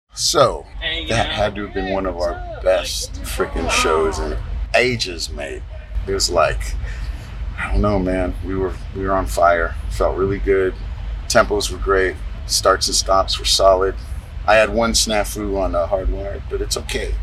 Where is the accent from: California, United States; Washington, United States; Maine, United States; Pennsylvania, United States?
California, United States; Los Angeles; so I grew up on the West Side. And uh, what that means is like west of the 405 freeway, which is obviously the main